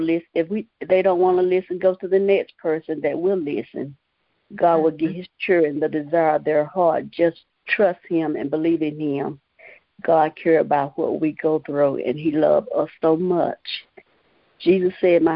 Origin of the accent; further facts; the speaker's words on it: Morven, North Carolina, United States; I am from Morven, North Carolina